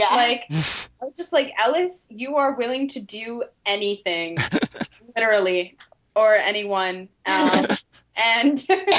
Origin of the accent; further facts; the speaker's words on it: England, United Kingdom; I'm English, so I don't entirely understand the whole politics of the situation.